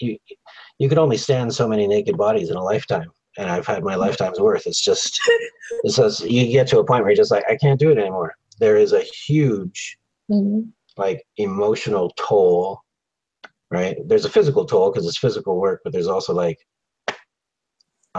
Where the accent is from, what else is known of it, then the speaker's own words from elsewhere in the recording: Canada; also born or lived in Victoria, British Columbia; I'm Canadian.